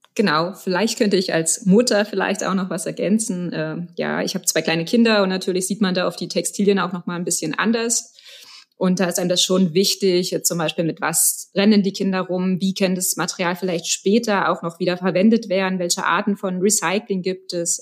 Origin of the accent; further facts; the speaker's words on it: Berlin, Germany; moved away as an adult; now in Stuttgart, Germany; Ich komme ursprünglich aus Berlin